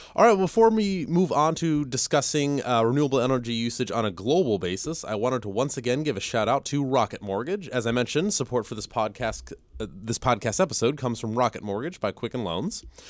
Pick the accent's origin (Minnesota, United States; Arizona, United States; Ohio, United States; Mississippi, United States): Ohio, United States; now in Virginia, United States; I'm from Ohio